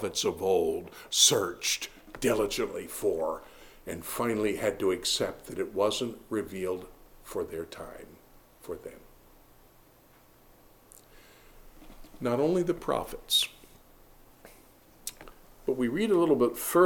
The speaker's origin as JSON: {"language": "English", "area": "Harford County", "region": "Maryland", "country": "United States", "tie": "born or raised there", "said": "who lie side by side in a Harford County grave"}